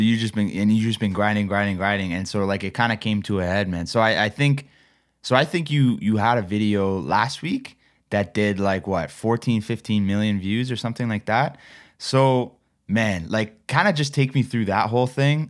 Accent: Toronto, Ontario, Canada; I'm from Toronto

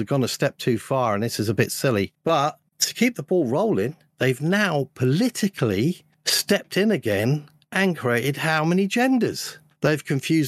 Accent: London, United Kingdom; moved away; I was brought up in London. I got out of there

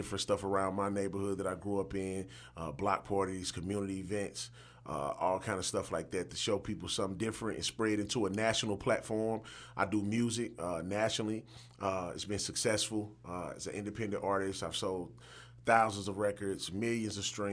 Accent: St. Louis, Missouri, United States; also born or lived in Mississippi; I'm a St. Louis native. Well, I was born in Mississippi

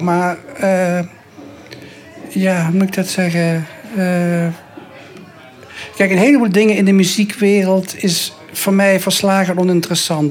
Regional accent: Maastricht, Limburg, Netherlands; ik ben geboren in het zuiden, dus ik, voetbal, ik eh, eh, geboren in Maastricht.

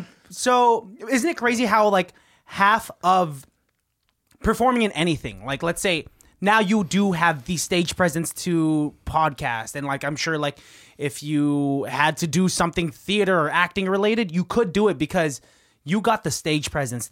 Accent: Philippines; because we were all brown. We're all Filipino.

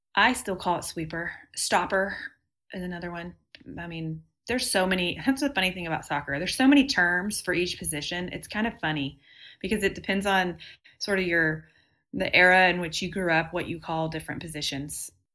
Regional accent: Texas, United States; I'm from Texas and have always lived here

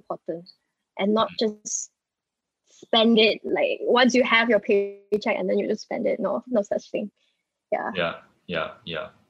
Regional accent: Pahang, Malaysia; also born or lived in Port Dickson, Malaysia; We're all from Pahang

